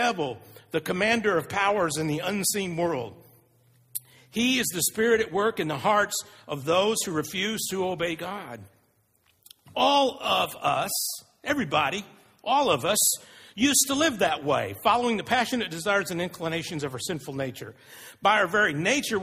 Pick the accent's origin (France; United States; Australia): United States; Texas; I'm from Texas, so I played football for 7 or 8 years as a elementary, junior high, and high school